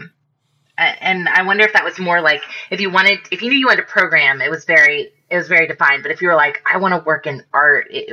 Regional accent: Nashville, Tennessee, United States; moved away as an adult; also born or lived in New Mexico; now in Atlanta, United States; I'm originally from Nashville, Tennessee

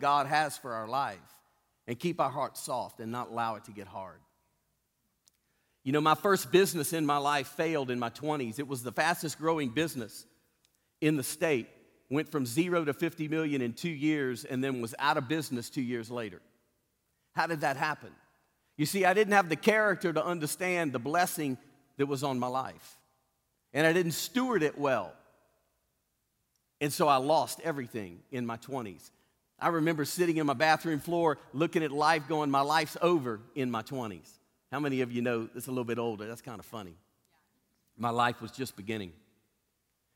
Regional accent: Cajun, Louisiana, United States; Being a Cajun

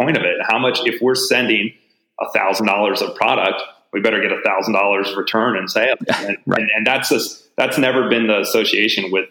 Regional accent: United States; as an American living in the US

